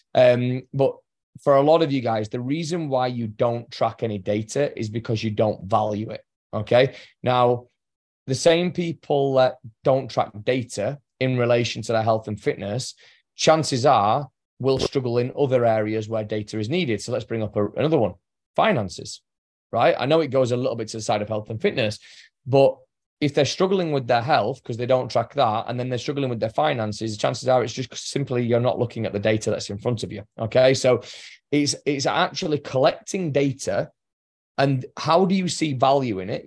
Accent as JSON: {"language": "English", "region": "England", "country": "United Kingdom", "said": "I'm English"}